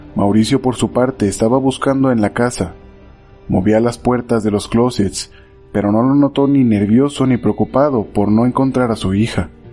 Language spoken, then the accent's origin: Spanish; Mexico; Volvemos a mi México mágico